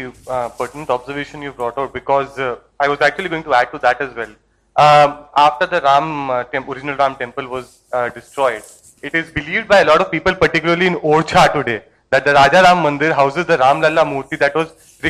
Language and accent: English; Himachal Pradesh, India; moved away; I'm originally from Himachal.